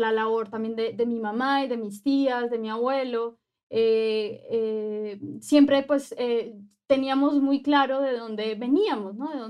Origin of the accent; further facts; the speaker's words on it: Colombia; also born or lived in Mexico; now in Mexico City, Mexico; actualmente estoy viviendo aquí en, la Ciudad de México. Soy eh, colombiana, pero también soy mexicana. soy una mujer afrodescendiente.